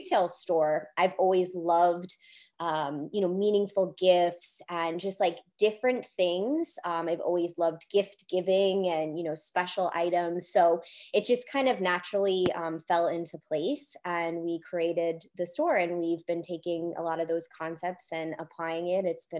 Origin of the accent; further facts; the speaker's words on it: Rhode Island, United States; I'm from Rhode Island